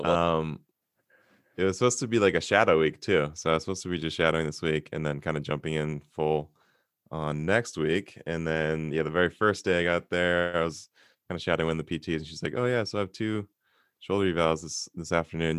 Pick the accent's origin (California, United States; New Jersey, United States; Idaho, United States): California, United States; Santa Monica; born and raised in Santa Monica, California